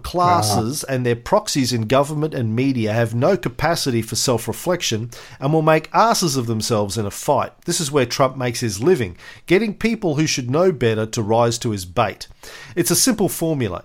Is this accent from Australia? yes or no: yes; Australia; as an Aussie